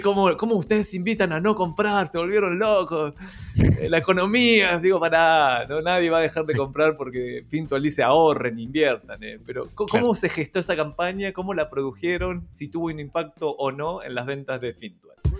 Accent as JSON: {"language": "Spanish", "country": "Argentina", "moved": "yes", "lives_now": "Chile", "said": "ni, siquiera soy chileno, soy argentino viviendo en Chile"}